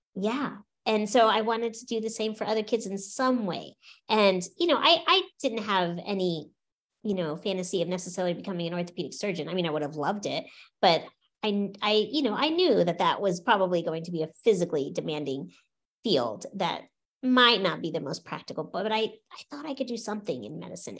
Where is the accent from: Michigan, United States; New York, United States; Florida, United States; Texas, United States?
Florida, United States; Orlando; also born or lived in St. Petersburg, Florida; I grew up in Florida